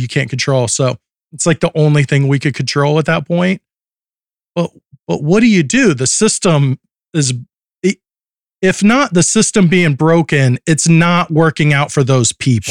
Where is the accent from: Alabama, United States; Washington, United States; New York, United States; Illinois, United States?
Alabama, United States; I grew up in Alabama and lived there